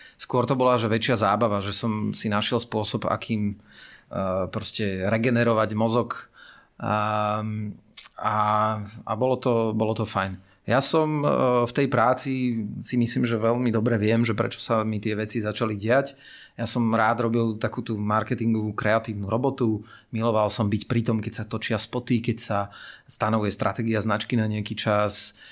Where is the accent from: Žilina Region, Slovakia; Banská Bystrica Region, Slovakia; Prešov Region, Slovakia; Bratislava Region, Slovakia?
Bratislava Region, Slovakia; Bratislava; ja som uh, vyrastal teda v tej Petržalke ako, ako decko